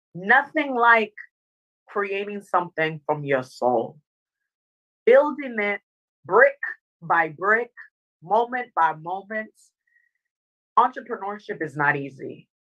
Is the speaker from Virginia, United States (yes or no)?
yes; Northern Virginia, United States; also born or lived in Dominica; I grew up in Northern Virginia